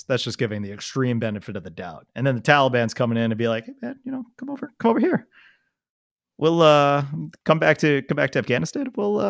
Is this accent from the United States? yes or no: no; New Zealand; even though I'm from New Zealand. Like, yes. Guys, I live there.